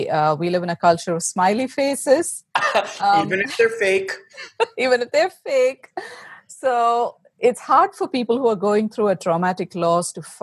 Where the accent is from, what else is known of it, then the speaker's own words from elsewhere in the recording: India; moved away as an adult; now in United States; I was born and raised in India, where I lived with my family until 2008. And in the spring of 2008, we moved to the States.